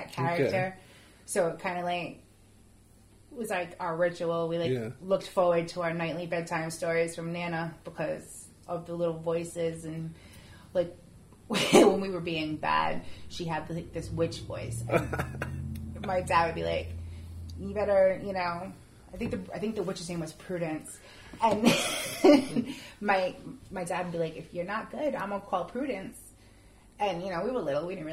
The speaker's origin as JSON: {"language": "English", "town": "Cranston", "region": "Rhode Island", "country": "United States", "tie": "born or raised there", "said": "it was an apartment we lived in when we were kids growing up in Cranston"}